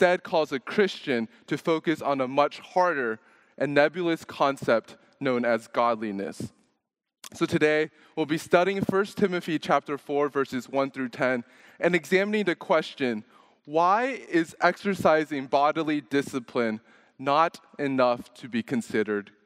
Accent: Dallas, Texas, United States; also born or lived in Louisiana; now in Houston, United States; I was born in Louisiana. I grew up in Dallas and then came to Houston for college

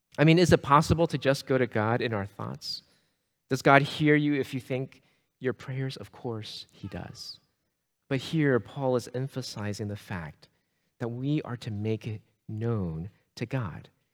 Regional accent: Sugar Land, Texas, United States; I grew up in the Houston area. I grew up in, uh, Sugar Land, Missouri City

